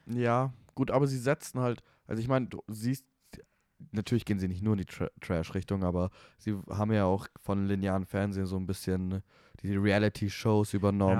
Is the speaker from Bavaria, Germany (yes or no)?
yes; Munich, Bavaria, Germany; moved away as an adult; now in Vienna, Austria; ich komme aus München